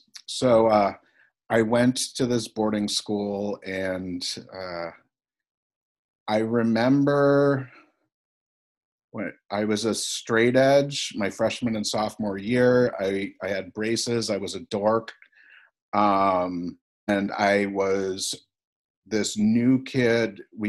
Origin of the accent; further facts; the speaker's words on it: Connecticut, United States; I grew up in Connecticut, and you know, my father was 25.